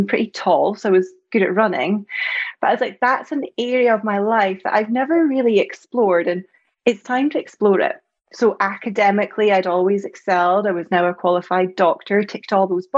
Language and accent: English; Scotland, United Kingdom; you probably heard from my accent, I'm from Scotland